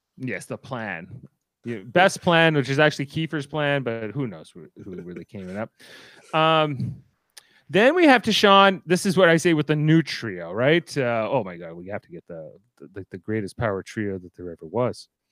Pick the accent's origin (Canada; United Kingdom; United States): Canada; I am a Canadian